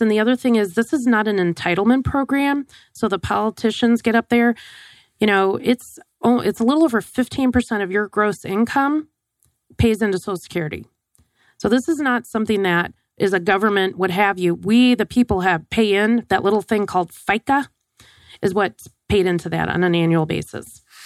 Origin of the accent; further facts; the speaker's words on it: Wisconsin, United States; growing up in Wisconsin